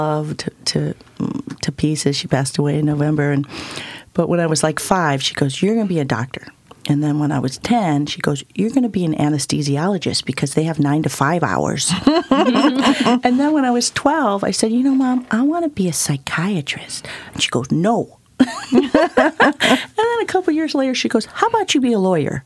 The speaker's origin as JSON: {"language": "English", "town": "Ann Arbor", "region": "Michigan", "country": "United States", "tie": "born or raised there", "said": "I grew up in Ann Arbor, Michigan"}